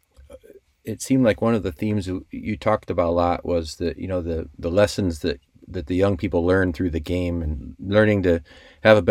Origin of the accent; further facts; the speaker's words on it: South Bend, Indiana, United States; I grew up in South Bend, just like a block or two from Notre Dame.